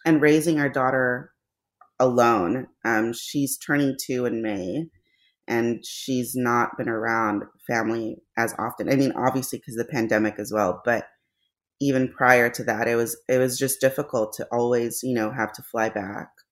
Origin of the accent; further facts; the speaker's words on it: Los Angeles, California, United States; moved away as an adult; now in St. Louis, United States; We're transplants to Saint Louis. We're from Los Angeles